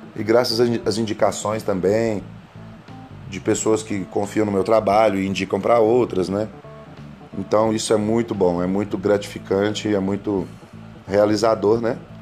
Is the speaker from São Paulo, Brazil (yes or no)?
no; Coromandel, Minas Gerais, Brazil; nascido lá na cidade de Coromandel, Minas Gerais